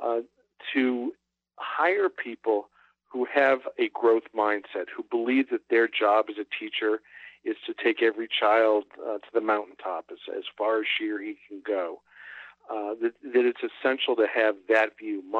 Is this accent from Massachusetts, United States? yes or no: yes; Boston, Massachusetts, United States; I grew up in Greater Boston